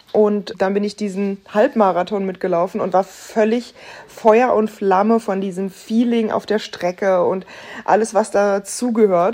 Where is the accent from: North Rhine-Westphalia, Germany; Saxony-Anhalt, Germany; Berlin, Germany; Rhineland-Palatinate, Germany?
Berlin, Germany; ich als Berlinerin